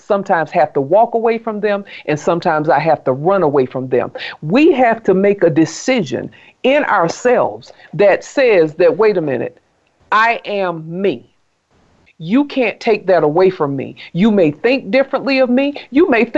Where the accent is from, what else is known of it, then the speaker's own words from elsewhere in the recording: South Carolina, United States; I grew up in South Carolina